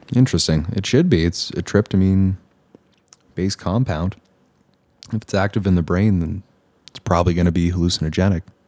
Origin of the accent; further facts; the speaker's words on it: Eastern Canada, Canada; moved away; also born or lived in Ontario; I hail from Eastern Canada